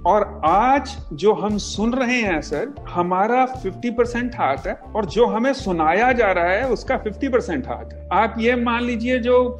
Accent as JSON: {"language": "Hindi", "town": "Malerkotla", "region": "Punjab", "country": "India", "tie": "born or raised there", "moved": "as an adult", "lives_now": "Mumbai, India", "said": "मैं जहाँ से हूँ मेरा जो पंजाब में नेटिव प्लेस है मलेर कोटला"}